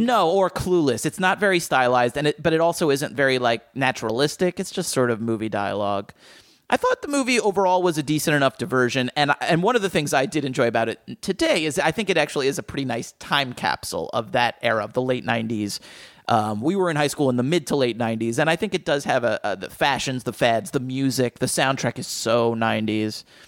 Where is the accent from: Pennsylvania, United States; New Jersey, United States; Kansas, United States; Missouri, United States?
New Jersey, United States; where I grew up in Jersey